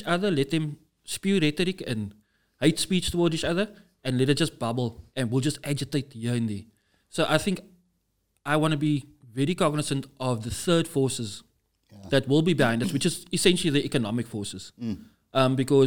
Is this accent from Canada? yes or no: no; Namibia; now in Cape Town, South Africa; I grew up in Namibia